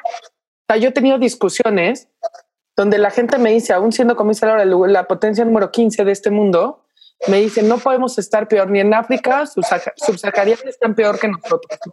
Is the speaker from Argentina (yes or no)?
no; Mexico